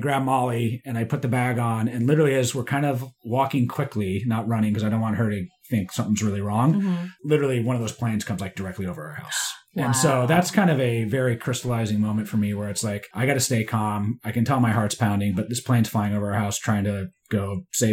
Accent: Bay Area, California, United States; I grew up in the Bay Area

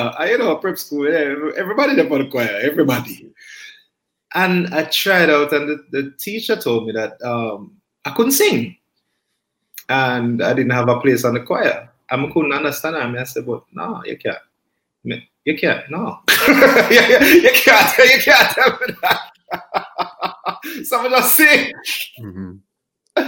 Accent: Kingston, Jamaica; I grew up in Kingston

